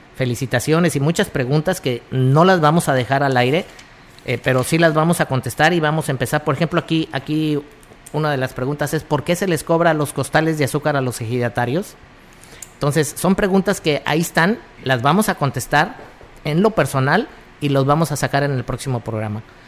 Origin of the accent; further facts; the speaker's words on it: Plan de San Luis, San Luis Potosí, Mexico; yo vengo de ahí de Plan de San Luis